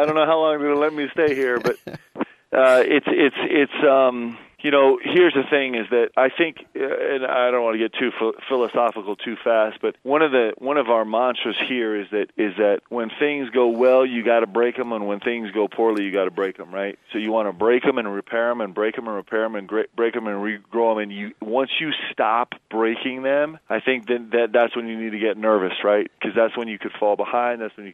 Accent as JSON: {"language": "English", "region": "Nebraska", "country": "United States", "tie": "born or raised there", "moved": "yes", "said": "I was born in Nebraska"}